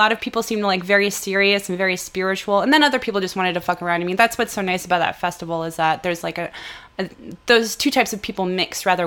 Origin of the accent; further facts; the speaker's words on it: Florida, United States; I grew up in Florida for part of high school